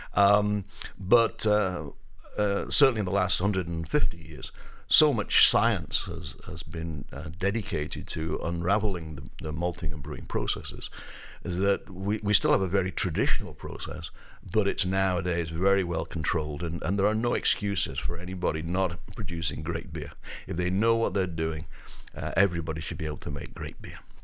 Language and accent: English; Up Holland, North West England, United Kingdom; now in United States; I grew up in the northwest of England, um, a village, uh, that is between Manchester and Liverpool, a village called Up Holland.